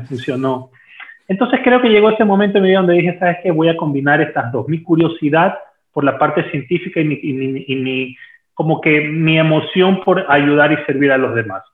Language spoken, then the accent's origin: Spanish; Ecuador; also born or lived in Peru; aquí en mi país, en Ecuador